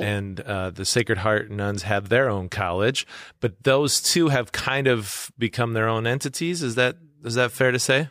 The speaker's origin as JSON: {"language": "English", "town": "Webster", "region": "South Dakota", "country": "United States", "tie": "born or raised there", "lives_now": "Yankton, United States", "said": "my hometown of Webster"}